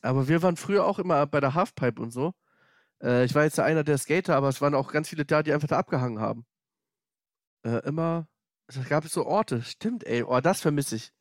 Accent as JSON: {"language": "German", "region": "Hamburg", "country": "Germany", "said": "ich komme aus Hamburg-Bergedorf"}